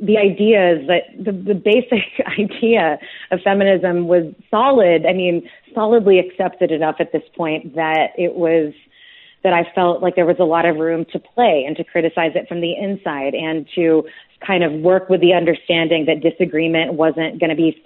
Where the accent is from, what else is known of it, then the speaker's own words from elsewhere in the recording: United States; as an American